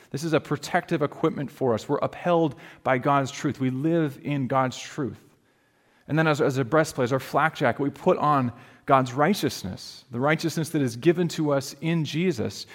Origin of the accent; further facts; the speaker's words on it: Alaska, United States; moved away; where I grew up in Alaska, we had grizzly bears